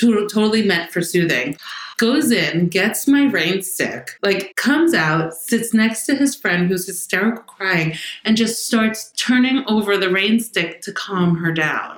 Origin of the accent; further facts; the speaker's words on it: New York City, New York, United States; I'm from the Bronx. Actually, Riverdale was where I first grew up